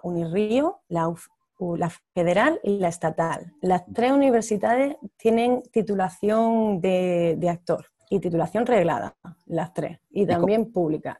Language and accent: Spanish; Almería, Andalusia, Spain; moved away as an adult; also born or lived in Barcelona / Granada; now in Rio de Janeiro, Brazil; yo soy de Almería, pero me vine aquí a Brasil, a Río de Janeiro en particular, hace ocho años